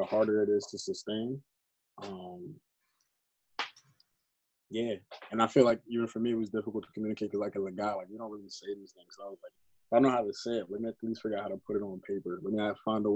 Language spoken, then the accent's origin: English; New York, United States; moved away as an adult; also born or lived in Pennsylvania; So I'm originally from New York. I was living in Pennsylvania for a while, working out there